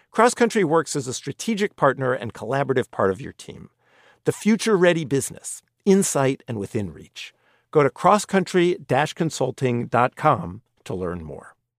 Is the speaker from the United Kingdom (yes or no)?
yes; England, United Kingdom; moved away; I'm originally from England